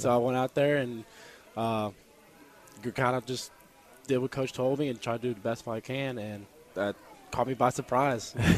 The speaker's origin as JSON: {"language": "English", "town": "Roanoke", "region": "Virginia", "country": "United States", "moved": "as an adult", "lives_now": "Harrisonburg, United States", "said": "I'm from Roanoke, Virginia"}